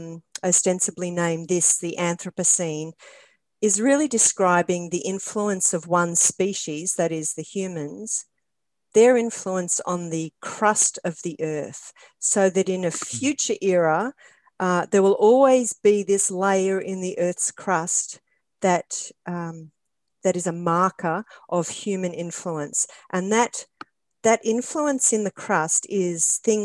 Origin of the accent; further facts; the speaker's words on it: Australia; I'm Australian, and so maybe it's just an accent thing.